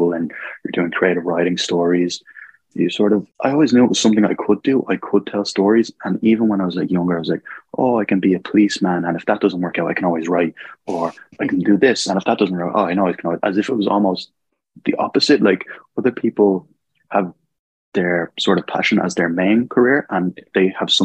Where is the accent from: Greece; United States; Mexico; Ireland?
Ireland; Dublin, Leinster; I'm a writer from Dublin, Ireland